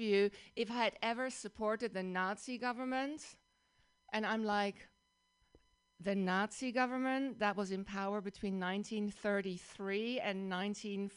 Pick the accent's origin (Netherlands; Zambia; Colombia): Netherlands; accent: Dutch; English is a second language; moved away as an adult; now in United States; I grew up in the Netherlands, in Holland